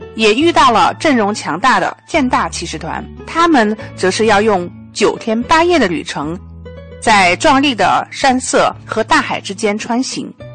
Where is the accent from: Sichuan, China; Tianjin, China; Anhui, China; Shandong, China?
Tianjin, China; 然后就我从天津来的